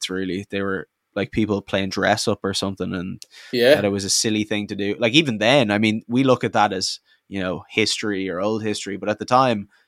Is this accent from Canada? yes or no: no; Ireland; But that spirit of the place, that kind of whatever you'd call it about being Irish and about like whenever you go overseas, people have all these associations with you.